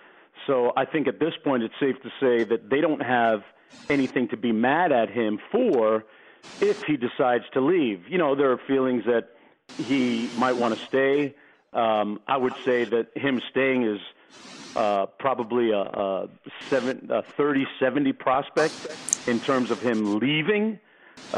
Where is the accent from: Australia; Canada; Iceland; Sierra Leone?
Canada; Toronto, Ontario; now in United States; I was born in Toronto. I spent part of my life up there. Been in the United States for 30 years now.